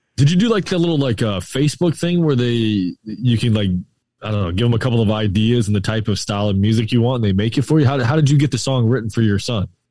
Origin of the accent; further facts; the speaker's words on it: St. Petersburg, Florida, United States; I'm born and raised right here in Saint Pete